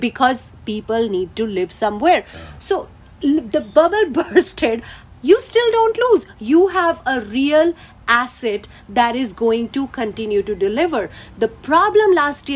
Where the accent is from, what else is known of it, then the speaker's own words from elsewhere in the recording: India; now in United States; I am from India